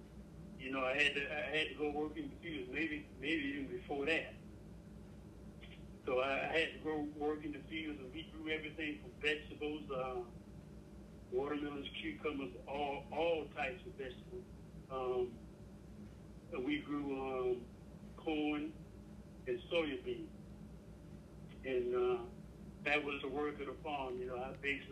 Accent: Jasper County, South Carolina, United States; I grew up in Jasper County, Kilman area

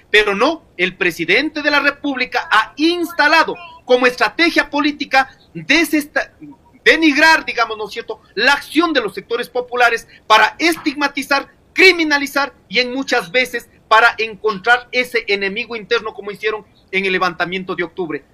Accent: Ecuador; nosotros, como hijos de esta tierra, somos ecuatorianos

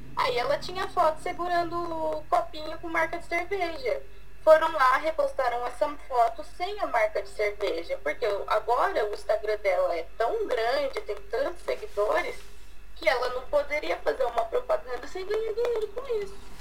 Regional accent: Laranjal Paulista, São Paulo, Brazil; eu sou de Laranja Paulista

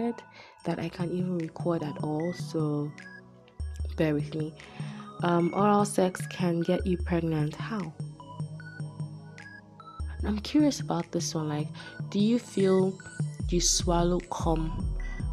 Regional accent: Nigeria; I'm Nigerian

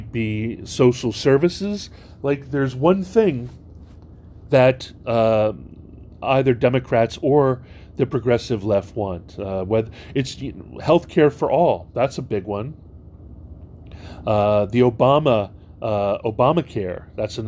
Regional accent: Hawaii, United States; I grew up in Hawaii

